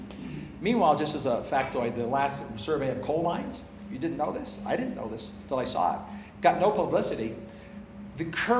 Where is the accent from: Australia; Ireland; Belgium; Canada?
Canada; also born or lived in United States; I'm ambidextrous on pounds in the British system because I grew up in Canada and in America.